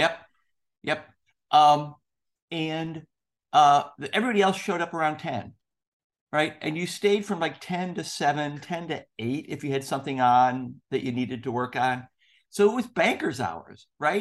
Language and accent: English; Chicago, Illinois, United States; moved away as an adult; also born or lived in Indiana; I grew up in Chicago. I went to school in Indiana